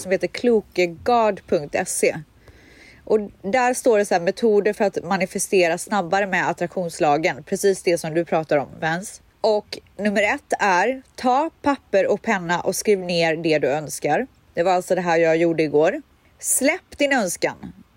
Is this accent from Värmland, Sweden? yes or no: no; Borås, Västra Götaland, Sweden; moved away; Borås där jag kommer ifrån